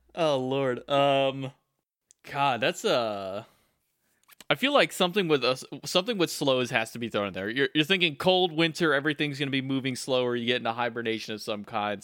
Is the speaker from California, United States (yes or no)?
no; South Texas, United States; I come from South Texas